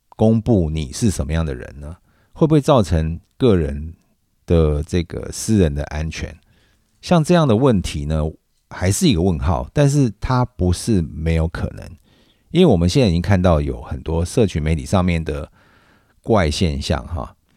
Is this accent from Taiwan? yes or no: yes; Taiwan; 我是在台湾长大